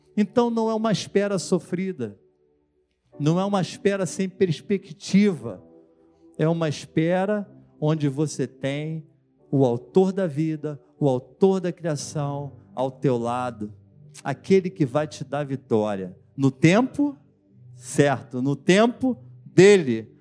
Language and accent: Portuguese; Brazil; Eu sou brasileiro e sou cidadão dos céus